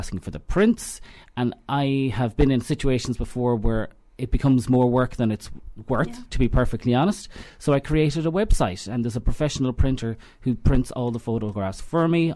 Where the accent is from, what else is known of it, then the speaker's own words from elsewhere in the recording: Knockcroghery and Kilteevan, Connacht, Ireland; I'm from Knockrockery and Kilteven. I kind of straddle, but I almost live across a bridge